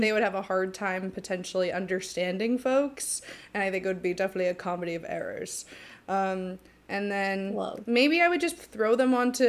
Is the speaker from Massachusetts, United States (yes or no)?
yes; Medway, Massachusetts, United States; I'm from good old Medway, Massachusetts, teeny tiny town